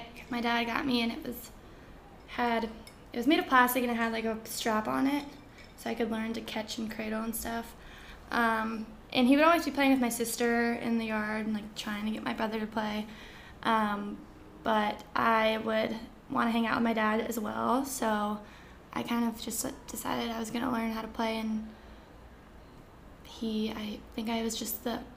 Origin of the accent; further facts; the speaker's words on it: Alexandria, Virginia, United States; Washington, D.C. Okay. Alexandria, Virginia